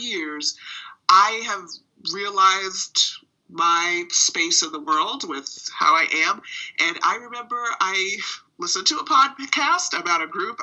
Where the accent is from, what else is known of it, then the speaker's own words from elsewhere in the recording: Boston, Massachusetts, United States; I live in Boston, and I have for my whole life. Educated here